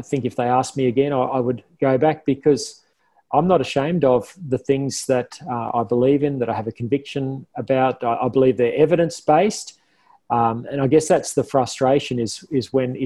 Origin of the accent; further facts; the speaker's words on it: Toowoomba, Queensland, Australia; also born or lived in Canberra; now in Brisbane, Australia; I grew up in Toowoomba. I loved growing up in Toowoomba.